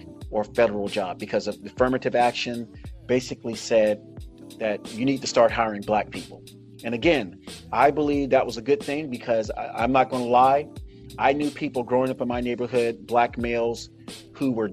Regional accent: United States; as a Black American, I identify myself as Black American.

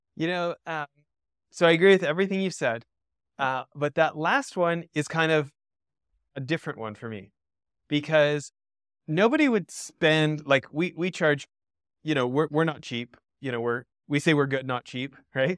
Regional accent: Alberta, Canada; so I'm an American born abroad, grew up in, in Western Canada in Alberta

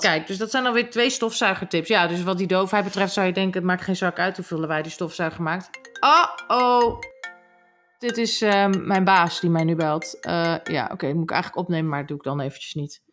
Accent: Groningen, Netherlands; accent: Gronings; ik ben opgegroeid in Groningen

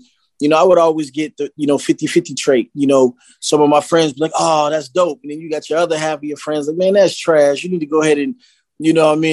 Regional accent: West Coast, United States; accent: up north; also born or lived in Philadelphia, Pennsylvania; I was born in Philly, but you know what I'm saying? I was raised out west.

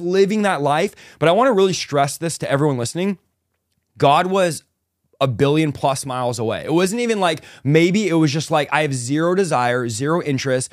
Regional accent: San Jose, California, United States; also born or lived in Manteca, California; Was raised in San Jose, California, so the Bay Area

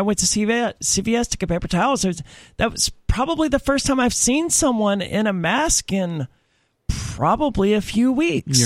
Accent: Mississippi, United States; I'm from Mississippi, where you know people are hardcore Christians

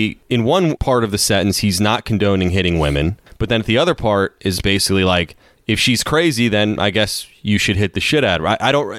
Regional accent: United States; as an American

